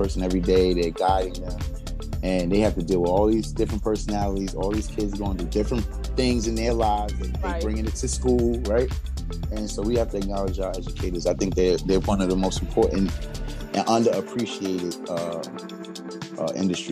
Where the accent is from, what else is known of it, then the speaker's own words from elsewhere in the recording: New York City, New York, United States; now in Queens, New York, United States; I was coming from Brooklyn